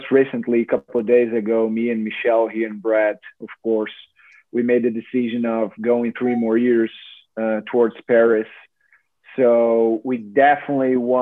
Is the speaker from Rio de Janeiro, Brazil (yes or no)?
yes; Rio de Janeiro, Brazil; moved away as an adult; now in Fort Lauderdale, United States; I was born in Rio, in Rio State. So that was my home state